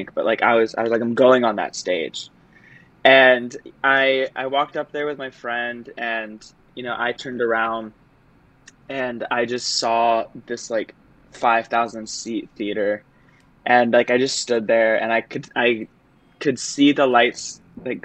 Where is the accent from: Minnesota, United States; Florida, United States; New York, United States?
Florida, United States; moved away as an adult; also born or lived in Michigan; I am originally from Florida and grew up doing sports